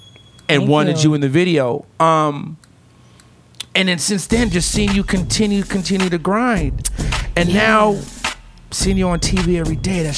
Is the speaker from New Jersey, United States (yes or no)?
no; Los Angeles area, California, United States; But I grew up in that area. Yeah. My grandparents did.